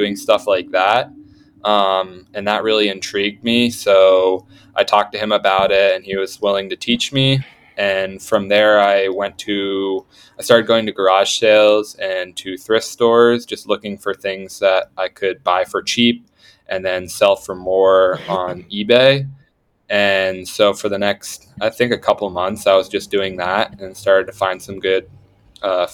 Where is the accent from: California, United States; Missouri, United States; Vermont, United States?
Vermont, United States; which is where I'm from Vermont originally